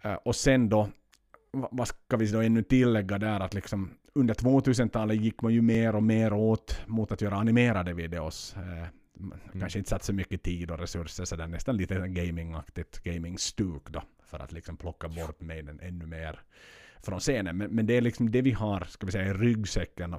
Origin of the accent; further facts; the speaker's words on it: Finland; hemma i Finland